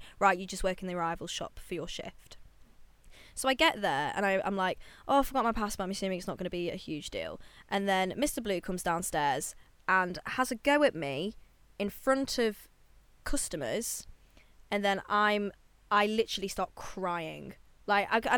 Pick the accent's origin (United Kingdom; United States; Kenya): United Kingdom; I'm British